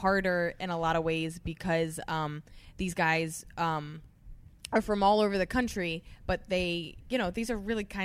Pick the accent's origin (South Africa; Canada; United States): United States; New Jersey; moved away as an adult; now in New York City, United States; I'm so East Coast and I'm so Jersey, New York